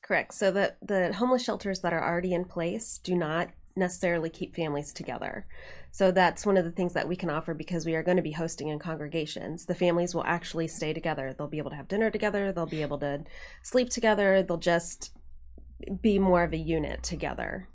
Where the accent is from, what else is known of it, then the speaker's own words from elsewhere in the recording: Dayton, Ohio, United States; moved away as an adult; also born or lived in Cincinnati, Ohio; now in Indiana, United States; Grew up in Dayton, went to college in Cincinnati